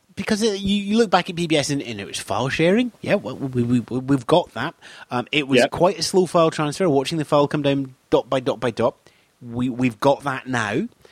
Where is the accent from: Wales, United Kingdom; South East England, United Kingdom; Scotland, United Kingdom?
Scotland, United Kingdom; I'm Scottish.